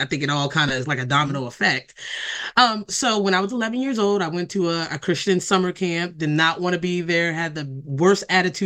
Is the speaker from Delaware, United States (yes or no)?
yes; Delaware, United States; I've been born and raised in Delaware all of my life